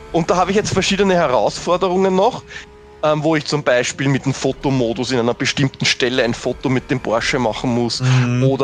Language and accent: German; Austria; natürlich als Österreicher, eh klar.